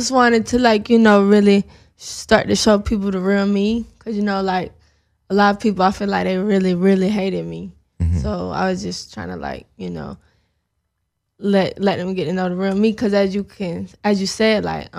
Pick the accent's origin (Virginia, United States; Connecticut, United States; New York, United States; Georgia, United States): Georgia, United States; Atlanta; Yeah, Atlanta.